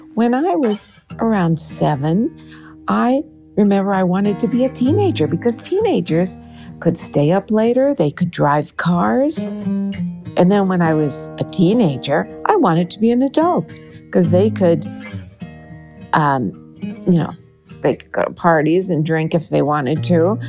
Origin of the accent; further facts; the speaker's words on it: Minnesota, United States; I grew up in Minnesota